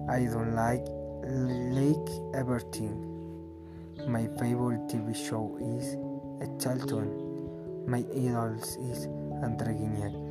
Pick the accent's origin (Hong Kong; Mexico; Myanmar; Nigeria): Mexico; English is a second language; also born or lived in Zumpango; I come from Mexico. I live in Zumpango. I am 19 years old.